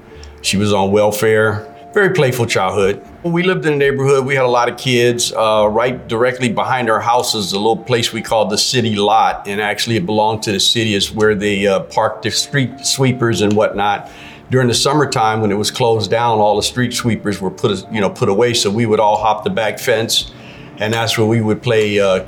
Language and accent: English; Los Angeles, California, United States; also born or lived in New Orleans, Louisiana; growing up in the Los Angeles area, fatherless.